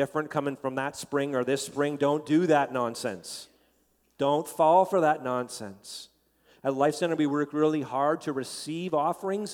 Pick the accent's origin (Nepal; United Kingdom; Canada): Canada; as a Canadian